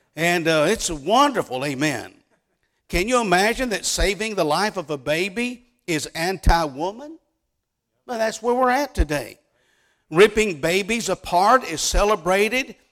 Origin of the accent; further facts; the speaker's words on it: Dallas, Texas, United States; moved away as an adult; now in West Virginia, United States; I was born and raised in the Dallas, Texas area